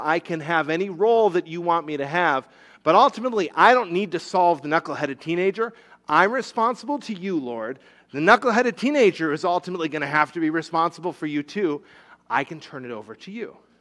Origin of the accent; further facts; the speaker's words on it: Rhode Island, United States; moved away; When I was a little kid, I grew up in Rhode Island.